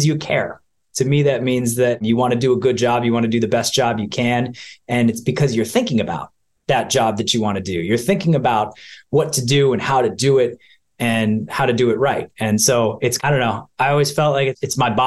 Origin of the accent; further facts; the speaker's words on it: Rocky River, Ohio, United States; moved away as an adult; also born or lived in Boston; I grew up in a small town outside of Cleveland, Ohio. It's called Rocky River.